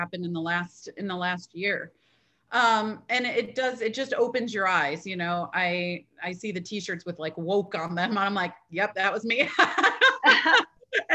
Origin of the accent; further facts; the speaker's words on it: Michigan, United States; now in North Carolina, United States; I'm from Michigan, like right there. And so, but I grew up as a Midwest girl